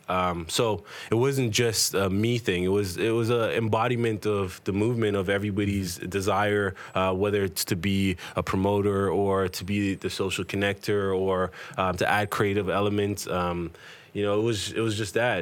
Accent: Toronto, Ontario, Canada; growing up in Toronto

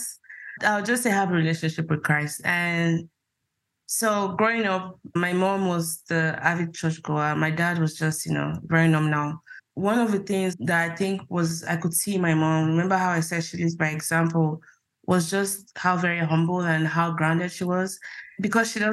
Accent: Nigeria; moved away as an adult; now in United States; growing up in Nigeria, like most Nigerians, you had a religion

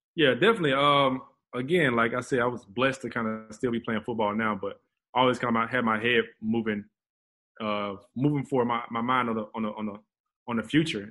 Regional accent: Atlanta, Georgia, United States; moved away as an adult; now in Houston, United States; we both from Atlanta

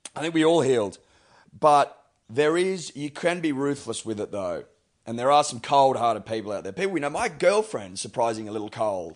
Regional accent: Australia; as an Australian

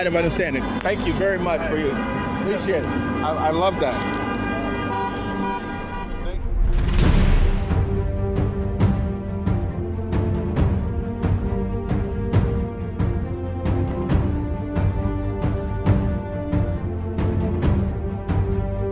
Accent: Chicago, Illinois, United States; now in California, United States; I'm from Chicago

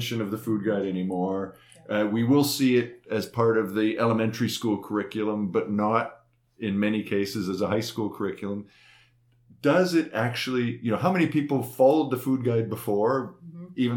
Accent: Eastern Manitoba, Canada; When I grew up in Eastern Manitoba longer ago than I care to remember

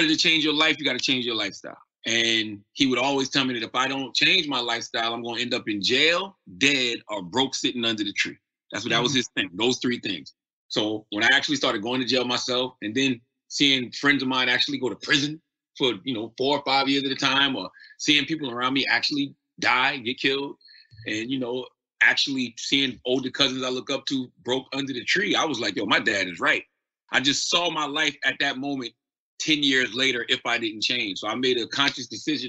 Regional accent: Moncks Corner, South Carolina, United States; moved away; also born or lived in Charleston, South Carolina; I was living in Monk's Corner, South Carolina, where I'm from. I was born in Charleston, South Carolina, raised in Monk's Corner.

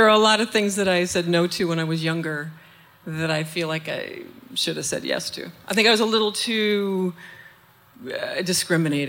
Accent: St. Paul, Minnesota, United States; I'm from St. Paul

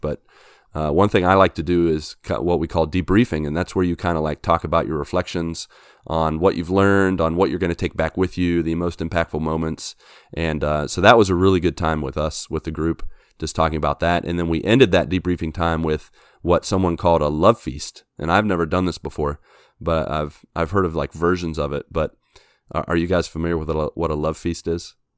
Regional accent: West Virginia, United States; moved away; I'm from West Virginia

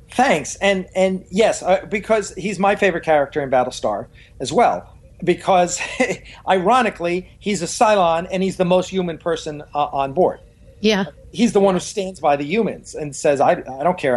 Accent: New York, United States; now in Southern California, United States; I live out here in, in, in, in uh, uh, sunny Southern California. I'm originally from New York

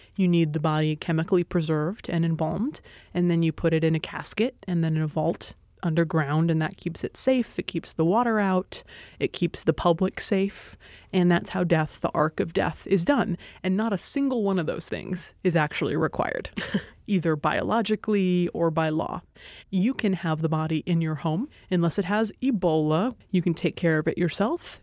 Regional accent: Hawaii, United States; moved away as an adult; I grew up in Hawaii

